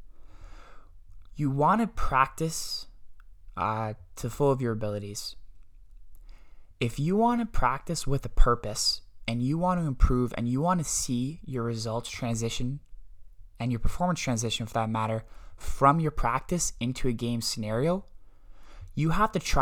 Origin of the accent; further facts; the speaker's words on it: Bolton, Ontario, Canada; I'm from Bolton, Ontario, Canada